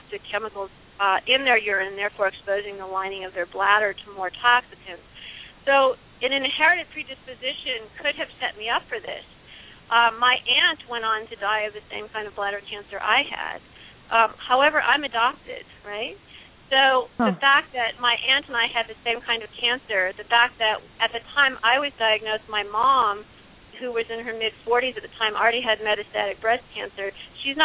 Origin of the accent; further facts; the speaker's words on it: Illinois, United States; from my home state of Illinois